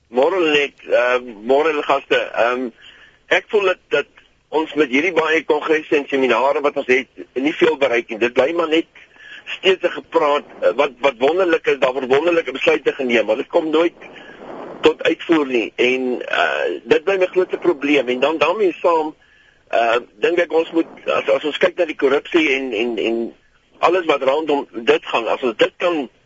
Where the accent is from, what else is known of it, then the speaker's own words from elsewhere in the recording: South Africa; ons is almal Suid-Afrikaners